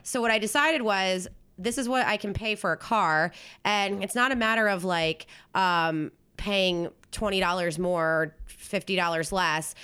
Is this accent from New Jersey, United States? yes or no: yes; New Jersey, United States; moved away; I'm from South Jersey, which is basically, like, a suburb of Philly